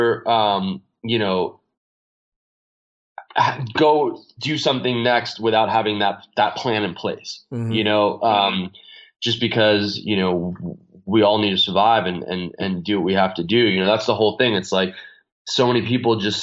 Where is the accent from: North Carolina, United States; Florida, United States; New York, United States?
New York, United States; moved away; I'm a kid from New York